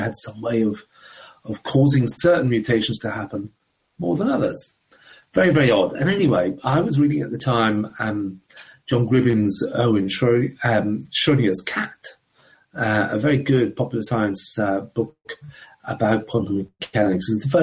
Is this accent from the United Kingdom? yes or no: yes; Coventry, West Midlands, United Kingdom; also born or lived in Ireland / London; I was born in the Republic of Ireland many years ago. But my family emigrated to England back in the 1960s. And I grew up in a town in the middle of England called Coventry